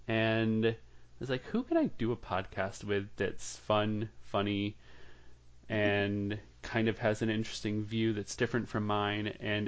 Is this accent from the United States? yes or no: yes; Massachusetts, United States; now in Virginia, United States; I'm from Massachusetts, but I am a nomad. I've lived all over the place